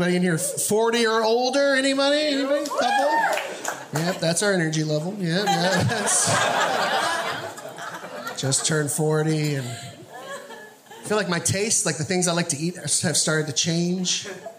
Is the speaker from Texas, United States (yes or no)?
yes; Texas, United States; now in Northwest, United States; I'm originally from Texas.